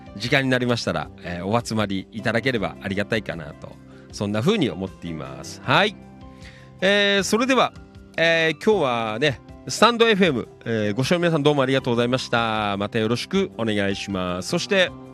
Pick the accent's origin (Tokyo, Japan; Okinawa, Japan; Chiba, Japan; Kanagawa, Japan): Chiba, Japan; Noda; 野田ね、生まれ育った町